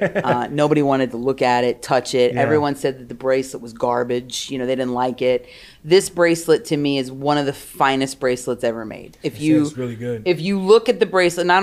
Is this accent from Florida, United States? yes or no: no; Warminster, Pennsylvania, United States; also born or lived in Philadelphia, Pennsylvania; I was born in Philadelphia.